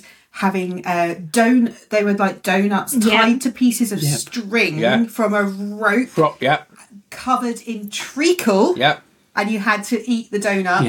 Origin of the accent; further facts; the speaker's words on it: Scotland, United Kingdom; moved away; So I grew up in Scotland